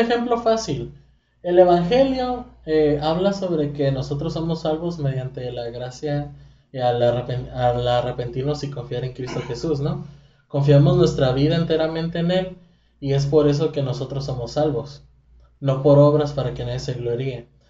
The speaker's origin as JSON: {"language": "Spanish", "country": "Mexico", "said": "siendo mexicano"}